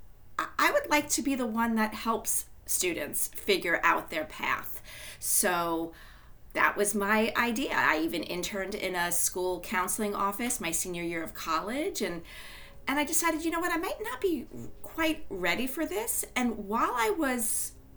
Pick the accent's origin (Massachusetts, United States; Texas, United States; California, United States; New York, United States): New York, United States; Long Island; moved away as an adult; also born or lived in Washington, D.C.; I grew up on Long Island